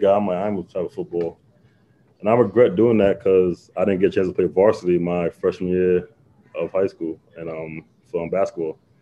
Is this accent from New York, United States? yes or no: yes; Long Island, New York, United States; I'm from Long Island